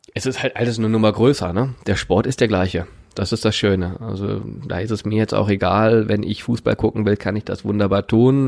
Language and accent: German; Remscheid, North Rhine-Westphalia, Germany; Ich bin in Remscheid geboren